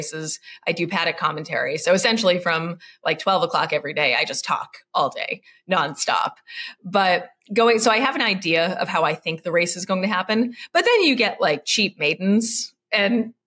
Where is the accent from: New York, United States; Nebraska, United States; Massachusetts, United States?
Massachusetts, United States; Lowell; I grew up in Lowell, kind of a city.